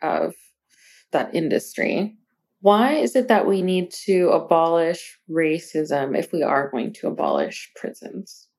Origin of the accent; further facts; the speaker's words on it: Arizona, United States; we are from Arizona